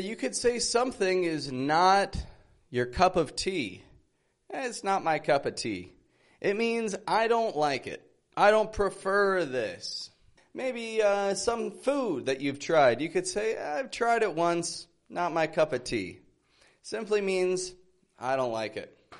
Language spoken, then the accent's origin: English; Toronto, Ontario, Canada; now in Mexico; I'm from Toronto, Canada, living in Mexico at the moment